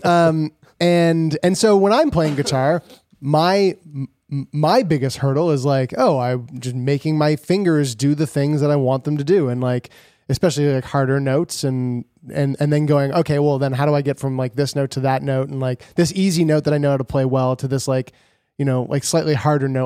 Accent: Canada; we're from Canada

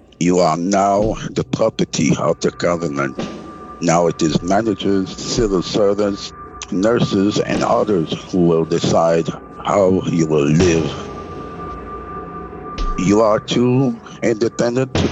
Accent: Quebec, Canada; I'm from Quebec

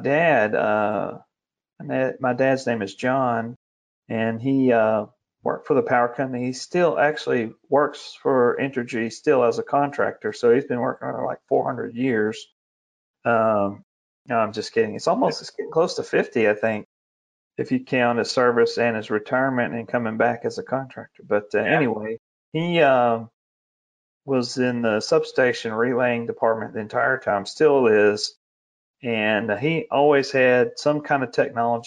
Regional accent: West Monroe, Louisiana, United States; I grew up in the hills and the hollows of North Louisiana, the swamps, red clay and pine trees near West Monroe.

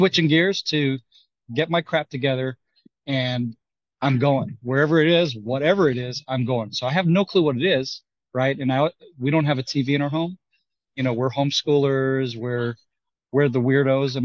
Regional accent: Kiryat Shmona, Northern District, Israel; also born or lived in Golan Heights / Texas; I'm from the north. I grew up in Kiryat Shmona, and I lived on the Golan Heights during my military service.

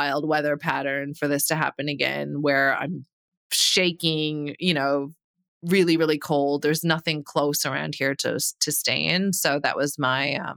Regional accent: Canada; moved away as an adult; now in Middle East; as a Canadian who's lived in the Middle East for 11 years

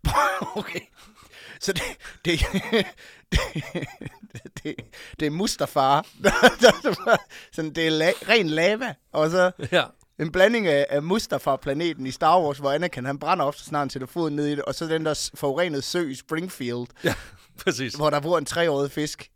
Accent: Denmark; accent: Jutlandic; jeg snakker meget mere jysk

